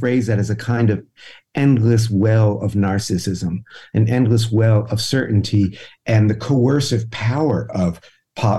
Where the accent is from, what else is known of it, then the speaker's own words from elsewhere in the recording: New York, United States; I'm really a New Yorker